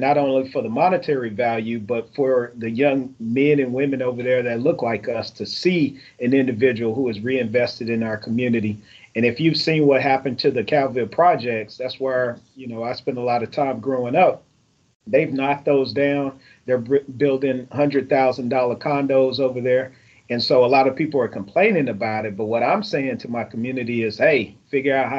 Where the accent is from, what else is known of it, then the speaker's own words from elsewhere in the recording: Fort Worth, Texas, United States; moved away as an adult; also born or lived in Maryland; I'm from Stop 6